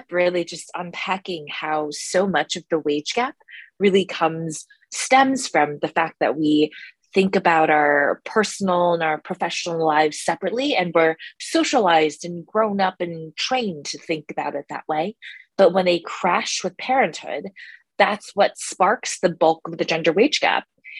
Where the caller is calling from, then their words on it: New York City, New York, United States; Yeah, so I'm currently calling from New York City.